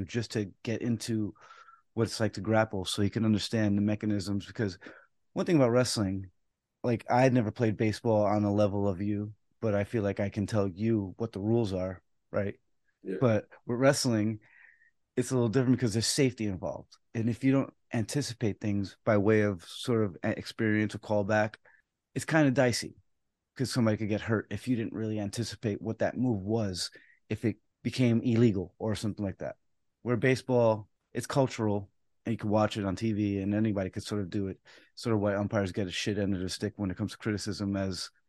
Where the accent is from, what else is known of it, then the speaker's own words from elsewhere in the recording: New York City, New York, United States; I was born in the Bronx